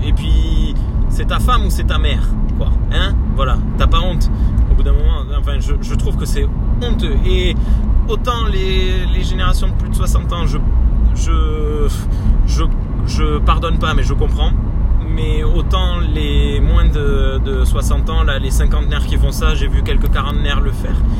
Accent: Gers, Occitania, France; moved away as an adult; also born or lived in Libourne / Toulouse; on est originaire du Gers

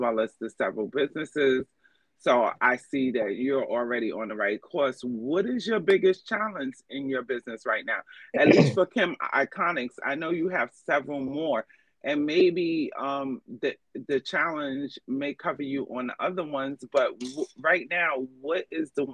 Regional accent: New York, United States; I'm from New York

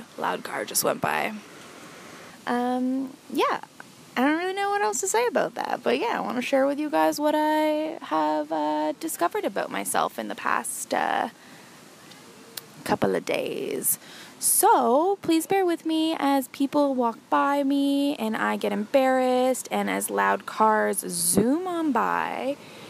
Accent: Orillia, Ontario, Canada; my hometown, Orillia, Ontario.

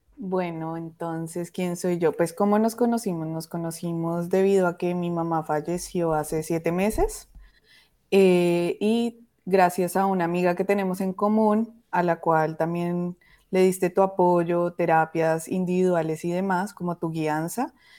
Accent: Colombia; now in Toronto, Canada; yo vivo en Toronto, mi mamá pues vive en Colombia, entonces fue ir otra vez al lugar, a tu hogar donde naciste

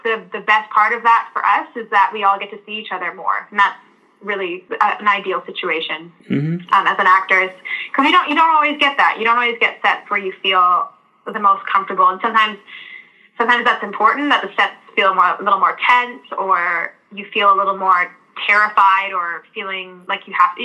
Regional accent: Vancouver, British Columbia, Canada; me growing up in British Columbia and Vancouver in Canada

